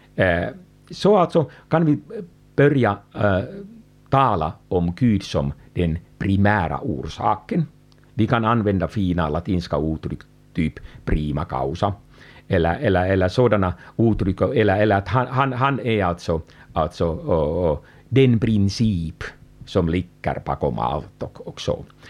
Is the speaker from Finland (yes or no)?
yes; Finland; jag kommer från Finland